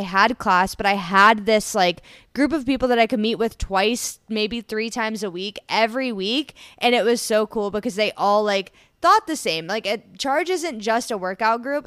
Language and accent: English; Columbus, Ohio, United States; also born or lived in Bowling Green, Ohio; I grew up around the Columbus, Ohio area